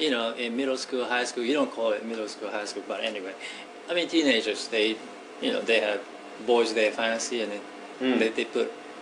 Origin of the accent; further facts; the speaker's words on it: Japan; moved away as an adult; also born or lived in United States; Well, I was born and raised in Japan. I must have lived there more than 20 years.